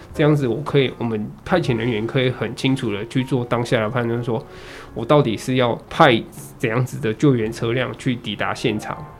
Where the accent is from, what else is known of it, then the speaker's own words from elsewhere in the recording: Taichung, Taiwan; also born or lived in Zhushan; 我在竹山，那我是台中人